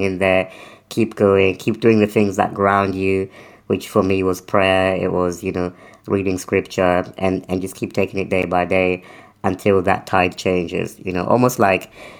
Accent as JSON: {"language": "English", "country": "United Kingdom", "tie": "born or raised there", "also_born_or_lived": "Africa", "said": "we moved to the UK when I was quite young, so I was still under 10, maybe around 10"}